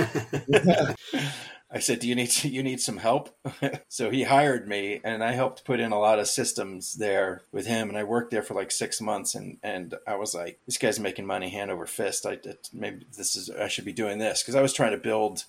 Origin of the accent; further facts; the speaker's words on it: New Jersey, United States; moved away as an adult; also born or lived in Vail, Colorado / Phoenix / Madrid; now in San Francisco, United States; I'm from New Jersey, so I started on the Jersey Shore in Long Beach Island